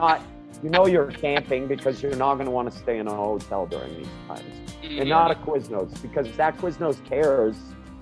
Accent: Winthrop, Maine, United States; moved away as an adult; now in Denver, United States; I grew up in Winthrop

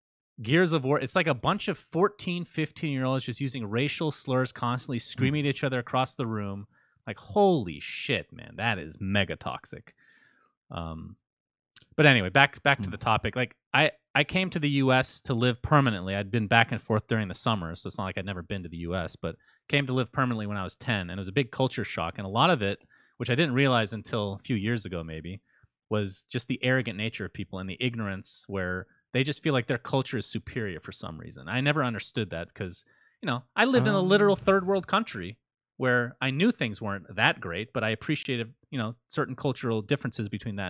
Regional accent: United States; And I, you know, I'm American. Well, half, I guess. But I lived overseas, so I can see a different perspective.

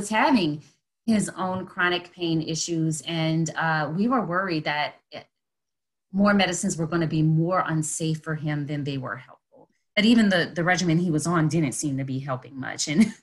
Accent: New Orleans, Louisiana, United States; I grew up in New Orleans

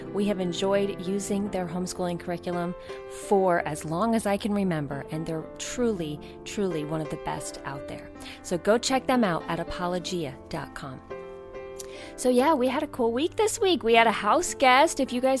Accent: New York, United States; We did not grow up in the country. I grew up right outside of New York City.

